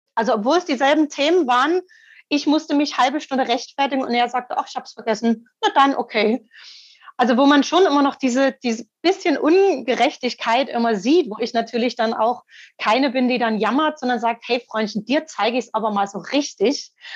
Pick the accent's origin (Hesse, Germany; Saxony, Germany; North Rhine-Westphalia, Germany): Saxony, Germany; Dresden; moved away; also born or lived in Italy; dann bin ich nach über 20 Jahren in meine Heimatstadt Dresden zurückgezogen